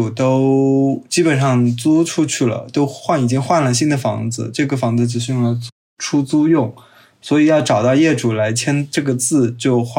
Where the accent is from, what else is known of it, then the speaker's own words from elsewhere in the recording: Chongqing, China; 我来自重庆。